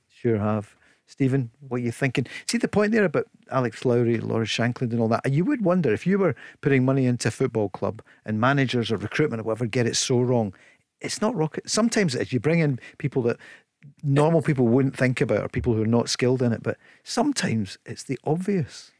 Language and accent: English; Scotland, United Kingdom; being a Scot